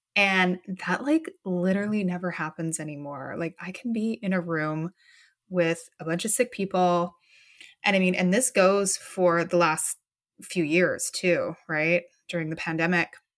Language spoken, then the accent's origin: English; Canada; I'm from Canada and it is dark and cold and gnarly here